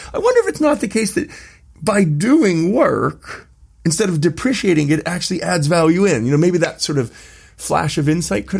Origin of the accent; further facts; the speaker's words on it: United States; I'm going to go ahead and say it as an American.